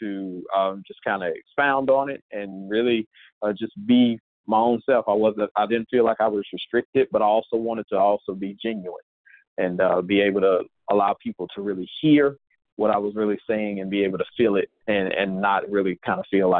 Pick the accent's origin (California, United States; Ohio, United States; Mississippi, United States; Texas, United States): Mississippi, United States; moved away; I am originally from Mississippi, and I am a singer-songwriter